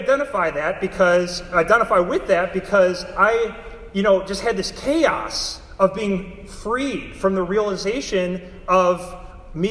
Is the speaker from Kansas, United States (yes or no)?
no; Darien, Illinois, United States; moved away as an adult; now in St. Louis, United States; my hometown in Darien, Illinois, which is a suburb of Chicago